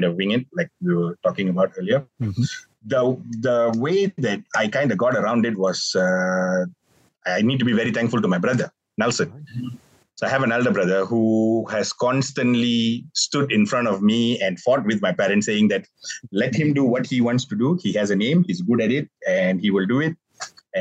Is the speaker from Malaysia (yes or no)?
yes; Malaysia; here in Malaysia